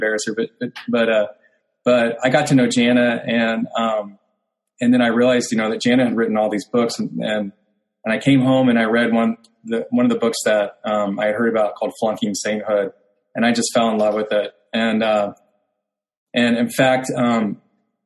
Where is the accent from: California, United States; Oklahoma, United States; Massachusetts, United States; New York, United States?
Oklahoma, United States; Oklahoma City; my hometown in Oklahoma City